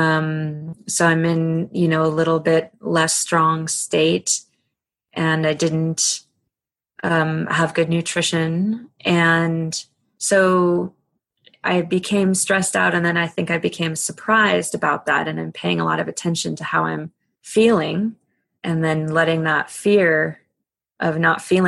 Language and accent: English; East Coast, United States; I grew up on the East Coast and did a lot of you know, body surfing and boogie boarding